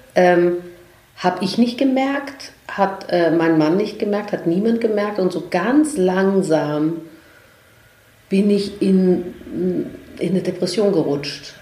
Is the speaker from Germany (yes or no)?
no; Vienna, Austria; ich komme ja aus Österreich, ich bin Wienerin